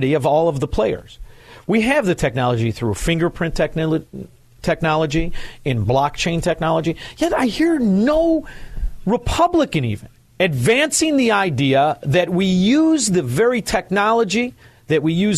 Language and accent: English; Chicago, Illinois, United States; I'm from Chicago